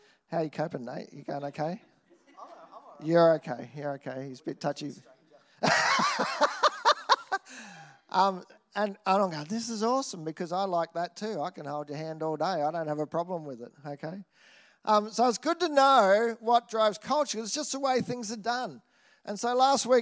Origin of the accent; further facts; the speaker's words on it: Nambour, Queensland, Australia; I grew up in Nambour. I grew up around paddocks.